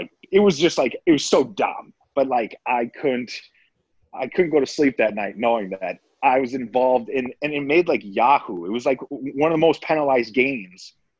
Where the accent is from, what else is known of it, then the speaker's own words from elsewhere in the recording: Minnesota, United States; I got to play it against the Wild. So playing against my hometown team, that was pretty special.